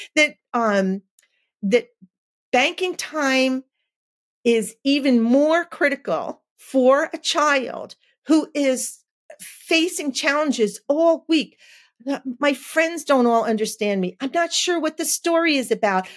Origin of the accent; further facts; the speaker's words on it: New Jersey, United States; I'm from New Jersey